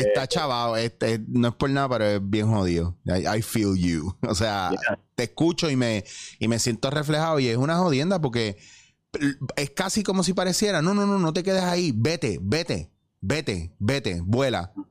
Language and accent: Spanish; Puerto Rico; moved away as an adult; also born or lived in New York; yo me fui por eso, de aquí, de Puerto Rico, yo me fui para Nueva York